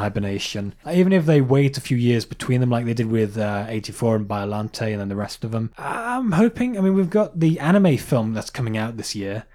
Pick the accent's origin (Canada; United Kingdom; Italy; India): United Kingdom; England; we're English.